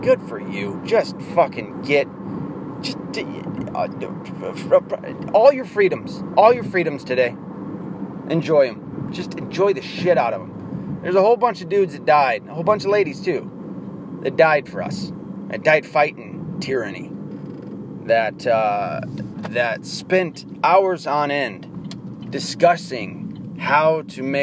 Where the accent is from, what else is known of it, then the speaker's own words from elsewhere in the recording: the South, United States; I'm from the South